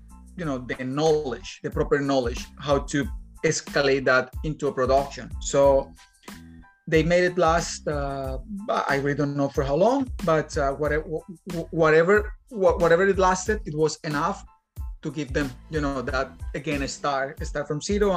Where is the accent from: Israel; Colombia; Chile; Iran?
Colombia; Bogota, Bogotá Capital District; moved away as an adult; now in Dublin, Ireland; I'm from Colombia. I'm from the capital, Bogota, wild capital.